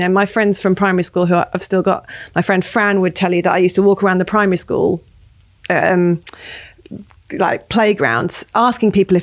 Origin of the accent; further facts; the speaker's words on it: Cambridge, East of England, United Kingdom; I grew up in Cambridge